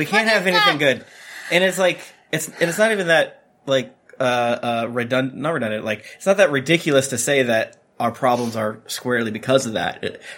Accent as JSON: {"language": "English", "country": "United States", "said": "as an American."}